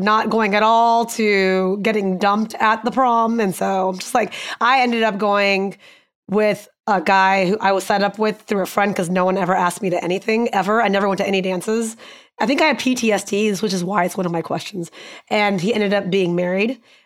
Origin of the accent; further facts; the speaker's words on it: Houston, Texas, United States; I grew up in Houston with so many Indians